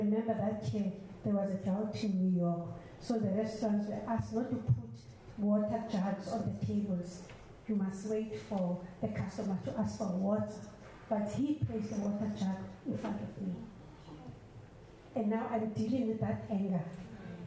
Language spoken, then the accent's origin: English; South Africa; I'm from South Africa